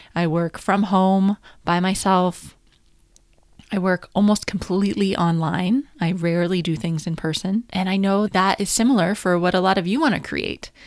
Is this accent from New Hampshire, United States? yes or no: yes; New Hampshire, United States; moved away as an adult; also born or lived in Washington, D.C. / Paris; I'm from America, so I'm from New Hampshire